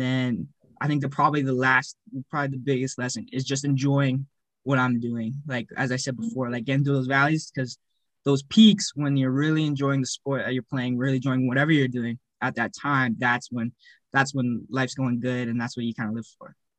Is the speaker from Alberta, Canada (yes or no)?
yes; Cochrane, Alberta, Canada; also born or lived in Calgary, Alberta / Edmonton, Alberta; I grew up in Cochrane from the ages of seven